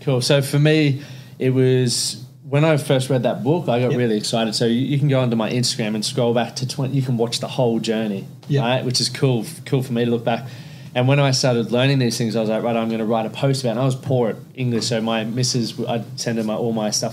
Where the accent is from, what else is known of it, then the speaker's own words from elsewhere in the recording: Toowoomba, Queensland, Australia; I grew up in Toowoomba